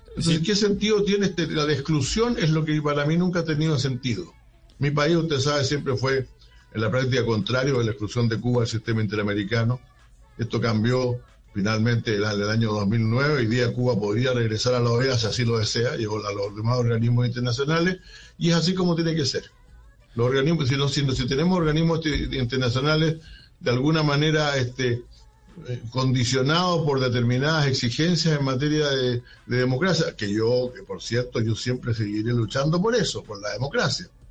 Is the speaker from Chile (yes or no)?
yes; Chile; en mi país